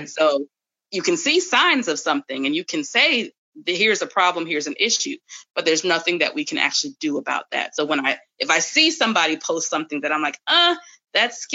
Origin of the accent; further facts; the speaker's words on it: New York, United States; moved away; I'm from New York originally